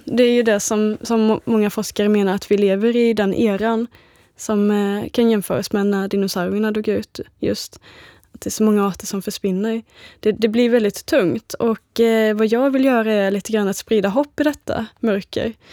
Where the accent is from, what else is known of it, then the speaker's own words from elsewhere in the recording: Småland, Sweden; Jag är ju uppvuxen i Småland.